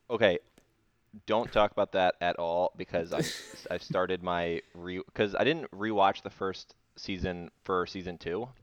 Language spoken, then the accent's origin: English; Indian Rocks Beach, Florida, United States; moved away; we are both in our childhood homes right now